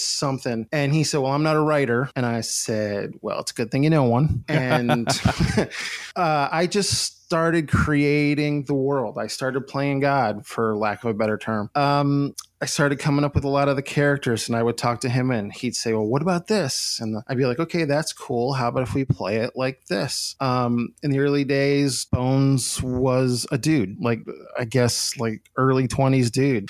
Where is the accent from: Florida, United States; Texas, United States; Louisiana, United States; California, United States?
Florida, United States; Gainesville; also born or lived in Endicott, New York / Rochester, New York; when I was 10, we moved to Gainesville, Florida. So I'm pretty much a Gainesville, Florida kid